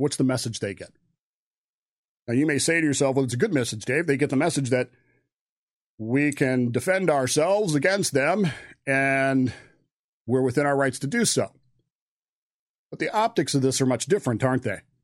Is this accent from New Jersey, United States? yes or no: no; Modesto, California, United States; Modesto, California